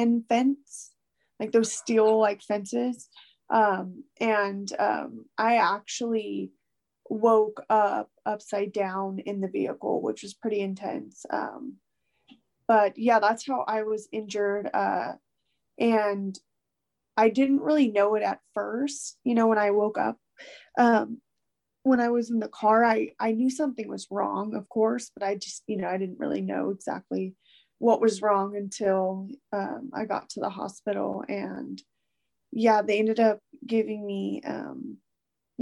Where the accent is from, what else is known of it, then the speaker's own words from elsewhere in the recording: Santa Maria, California, United States; is near my hometown